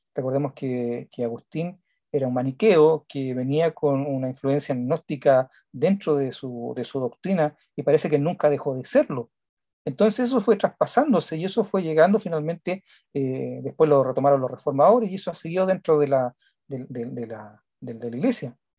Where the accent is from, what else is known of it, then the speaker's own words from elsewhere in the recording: Chile; acá en una radio que se supone que es pentecostal, están entregando sermones de John MacArthur en mi país